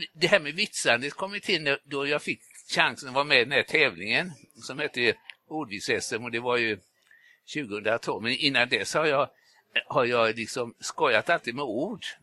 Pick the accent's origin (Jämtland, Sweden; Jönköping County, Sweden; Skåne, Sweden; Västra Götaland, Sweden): Västra Götaland, Sweden; Gothenburg